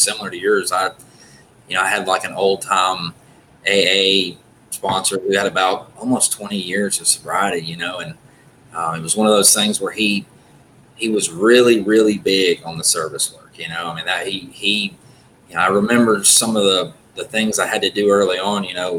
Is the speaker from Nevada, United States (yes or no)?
no; Birmingham, Alabama, United States; I'm from Birmingham, Alabama. I've lived here all my life